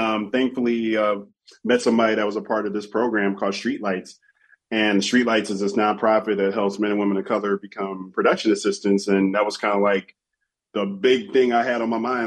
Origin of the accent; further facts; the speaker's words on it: Chicago, Illinois, United States; growing up in Chicago